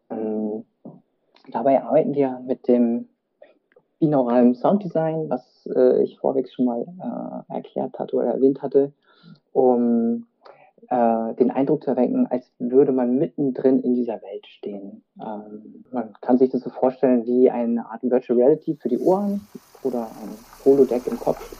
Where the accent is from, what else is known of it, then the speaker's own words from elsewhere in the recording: Berlin, Germany; gebürtiger Berliner mit vietnamesischen Wurzeln